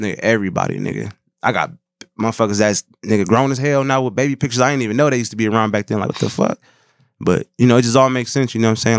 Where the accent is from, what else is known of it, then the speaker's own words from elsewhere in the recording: Saint Paul, Minnesota, United States; born and raised Saint Paul, Minnesota